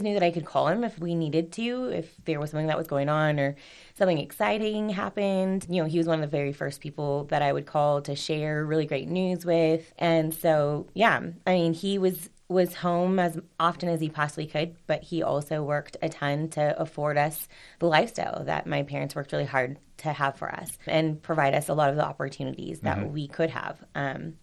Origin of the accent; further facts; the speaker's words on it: Rancho Cucamonga, California, United States; also born or lived in Duarte, California / Montecito Heights, Los Angeles, California; that's where I was born, in Duarte, California, and then ended up moving out to Alta Loma, California, which is now Rancho Cucamonga, California